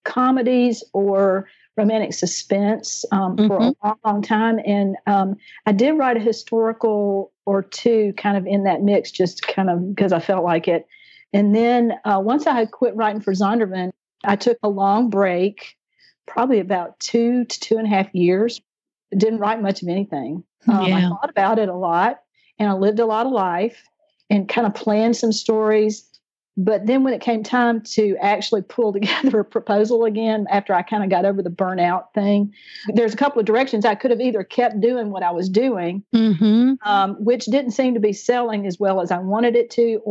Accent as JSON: {"language": "English", "region": "the South", "country": "United States", "accent": "Southern", "lives_now": "South Alabama, United States", "said": "my little Southern accent"}